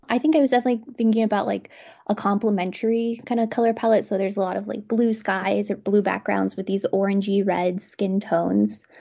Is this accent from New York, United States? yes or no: no; Garden City, Kansas, United States; moved away as an adult; now in Lawrence, United States; I grew up in Kansas, but, um, on the other side of the state in Garden City, Kansas, so a very small town.